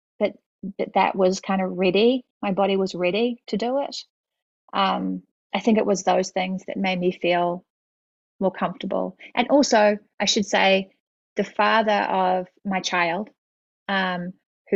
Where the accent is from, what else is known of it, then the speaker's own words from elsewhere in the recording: Auckland, New Zealand; moved away; I grew up in New Zealand, and my mother was a family doctor, and my dad taught at the medical school at Auckland University